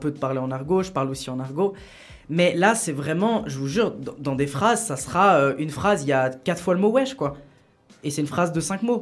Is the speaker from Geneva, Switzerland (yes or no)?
yes; Geneva, Switzerland; moi je suis de Genève